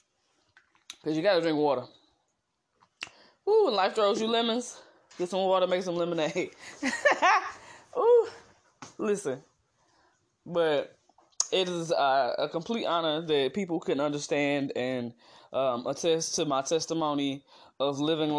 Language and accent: English; East St. Louis, Illinois, United States; also born or lived in Missouri; Born in Missouri, but raised in East St. Louis, Illinois.